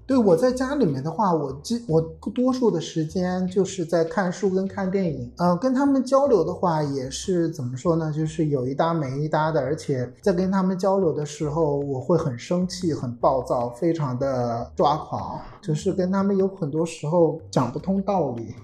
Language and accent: Chinese; northern China, China; moved away as an adult; 我是在我的成长环境当中，在中国北方